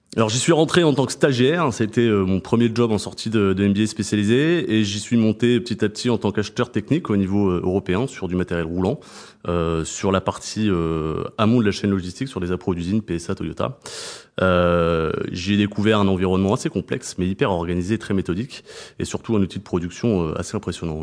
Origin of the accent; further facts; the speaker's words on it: Montpellier, Occitania, France; moved away; also born or lived in Reims; je suis né à Reims, mais j'ai grandi à Montpellier et j'ai grandi dans les vignes du Pic Saint-Loup